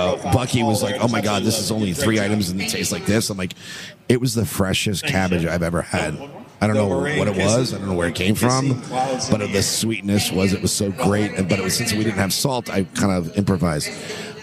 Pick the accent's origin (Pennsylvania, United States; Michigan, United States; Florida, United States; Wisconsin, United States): Florida, United States; Miami; we're from Miami